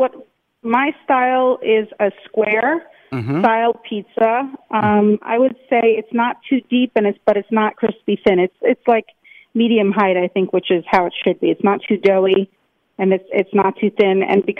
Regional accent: New York City, New York, United States; But I'm a New Yorker and I wanted to... find an iconic location like Grand Central

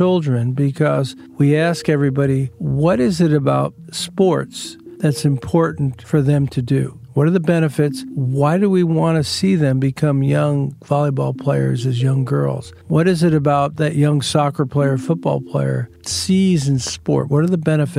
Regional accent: Long Island, New York, United States; growing up on Long Island

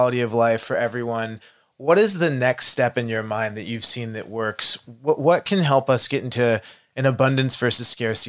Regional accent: Texas, United States; growing up in Texas

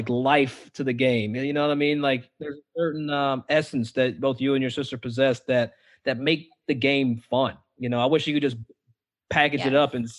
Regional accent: Kentucky, United States; I'm from Kentucky.

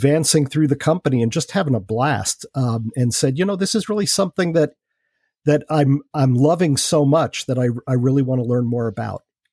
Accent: New York City, New York, United States; moved away as an adult; I grew up in Queens

